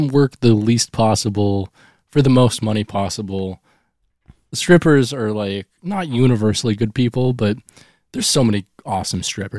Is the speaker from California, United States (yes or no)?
no; Seattle, Washington, United States; And he's going to love me because I'm the rocker from Seattle.